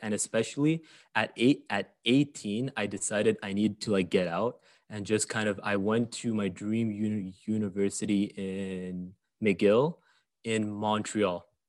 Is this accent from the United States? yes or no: no; Saudi Arabia; moved away; I grew up in Saudi Arabia, which is, um, a very, very, very, very unique place. And I only discovered that once I left